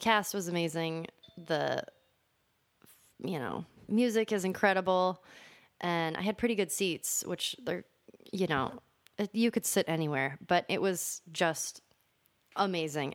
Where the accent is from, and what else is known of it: Los Angeles, California, United States; born or raised there; also born or lived in Michigan